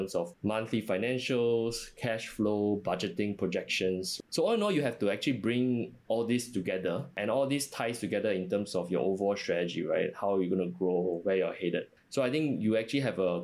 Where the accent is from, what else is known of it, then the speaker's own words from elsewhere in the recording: Singapore; also born or lived in New York, United States / Chicago, United States; I was born and raised in Singapore